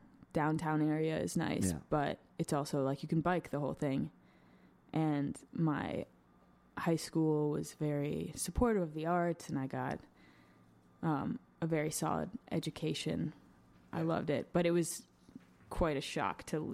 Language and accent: English; Madison, Wisconsin, United States; also born or lived in Massachusetts; now in Los Angeles, United States; I grew up in Madison, Wisconsin